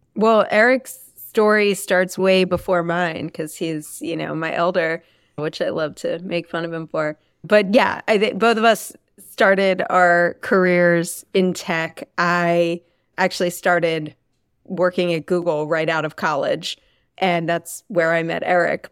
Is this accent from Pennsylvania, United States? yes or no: yes; Philadelphia, Pennsylvania, United States; I grew up Right outside of Philadelphia, went to Lower Marion High School